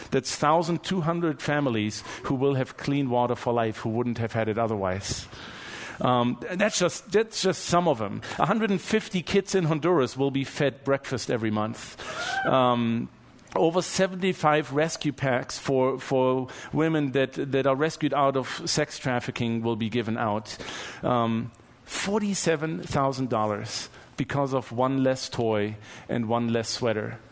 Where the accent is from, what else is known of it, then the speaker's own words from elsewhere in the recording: Germany; moved away; I'm from Germany.